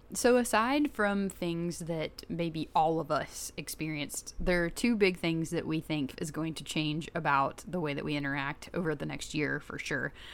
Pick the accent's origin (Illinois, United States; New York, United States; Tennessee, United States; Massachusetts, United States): Tennessee, United States; Chattanooga; I'm from Chattanooga